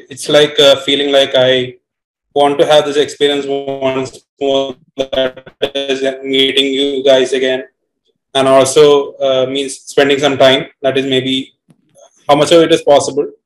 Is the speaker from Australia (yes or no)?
no; Kochi, Kerala, India; I'm basically from Kochi